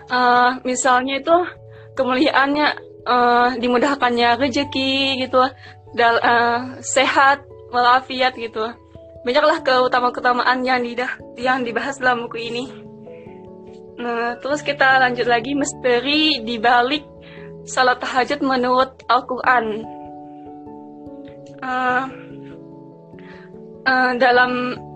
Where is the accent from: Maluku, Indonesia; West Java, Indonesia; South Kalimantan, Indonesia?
South Kalimantan, Indonesia; aku dari Kalimantan Selatan ya masuk iya. pendalaman lah gitu.